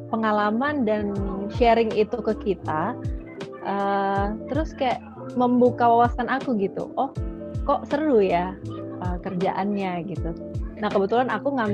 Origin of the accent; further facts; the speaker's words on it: Java, Indonesia; Jadi papaku asalnya dari timur, dari Ambon, mama dari Jawa, Jawa Timur. Tapi kebetulan uh, aku besar di daerah Jawa dan belum benar-benar pernah ke Ambon.